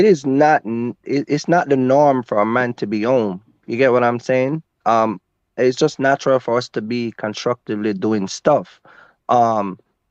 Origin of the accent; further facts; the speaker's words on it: Jamaica; now in United States; I'm from Jamaica